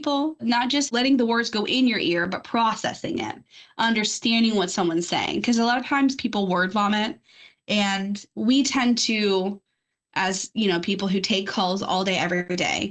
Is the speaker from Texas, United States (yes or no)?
no; Louisiana, United States; moved away as an adult; now in Florida, United States; I'm from Louisiana